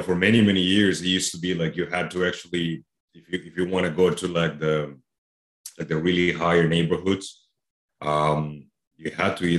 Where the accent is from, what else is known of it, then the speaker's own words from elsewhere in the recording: Medellin, Antioquia, Colombia; now in Illinois, United States; I live here. Yeah, but I was born and raised in Colombia, South America